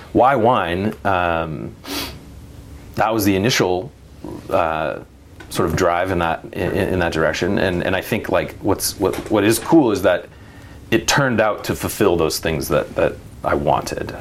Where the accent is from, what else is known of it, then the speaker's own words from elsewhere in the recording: Eugene, Oregon, United States; I grew up in Eugene